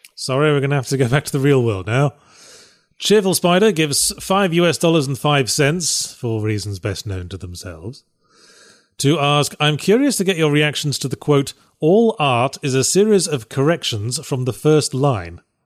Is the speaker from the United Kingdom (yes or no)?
yes; United Kingdom; accent: British; my quippy British accent